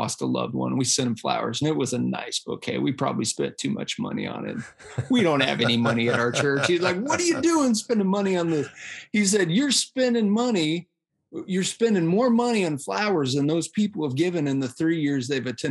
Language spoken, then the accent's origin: English; Iowa, United States; moved away as an adult; a little town in Iowa where he ran a big factory, and we moved there. I graduated from high school in 1995